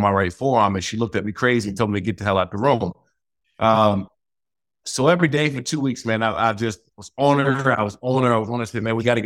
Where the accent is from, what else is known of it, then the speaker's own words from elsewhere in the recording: Prince George's County, Maryland, United States; moved away; I grew up in Prince George's County, Maryland, man. Played high school there